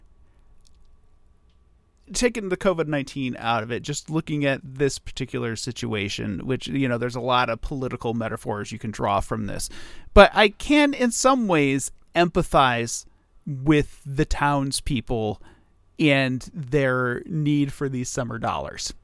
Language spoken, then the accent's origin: English; Toledo, Ohio, United States; I grew up in Toledo